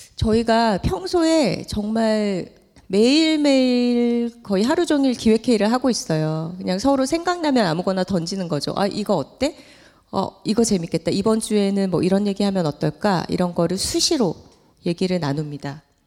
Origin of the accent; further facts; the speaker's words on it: Gyeongsang, South Korea; accent: Gyeongsang dialect (사투리); 우리 사투리로 애살이 있다